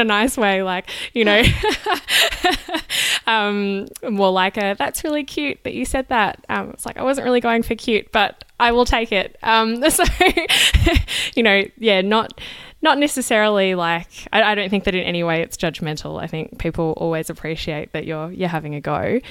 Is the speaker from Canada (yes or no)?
no; Australia; moved away; as an Australian who doesn't speak French as a native language